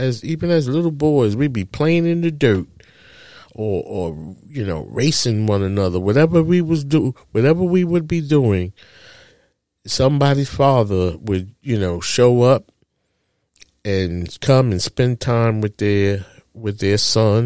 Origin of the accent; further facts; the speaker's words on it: New York City, New York, United States; as a child growing up in Harlem, USA, in a public housing project